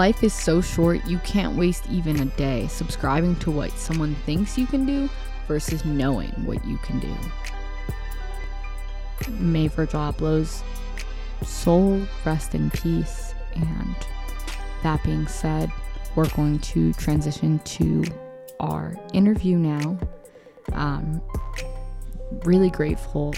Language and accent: English; Chicago, Illinois, United States; we're from Humboldt, which is like obviously right next to Logan